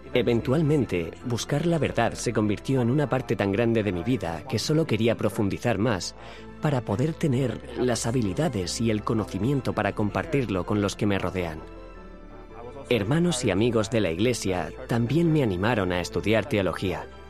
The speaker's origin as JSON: {"language": "Spanish", "town": "Nelspruit", "region": "Mpumalanga", "country": "South Africa", "tie": "born or raised there", "said": "nací en Sudáfrica en la ciudad de Nelspruit, cerca del Parque Nacional Kruger"}